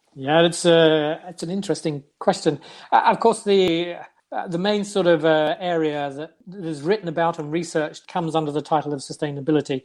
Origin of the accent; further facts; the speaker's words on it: London, United Kingdom; first language English; moved away as an adult; now in Norway; I come from London